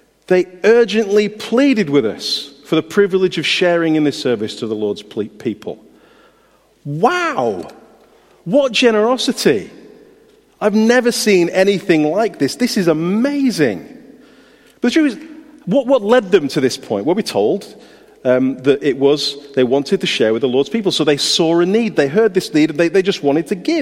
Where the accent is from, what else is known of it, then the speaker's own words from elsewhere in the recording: United Kingdom; we're British.